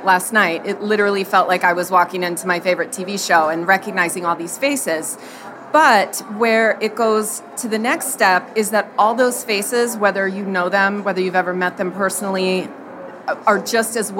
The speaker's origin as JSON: {"language": "English", "town": "Annapolis", "region": "Maryland", "country": "United States", "said": "I'm from Annapolis, Maryland."}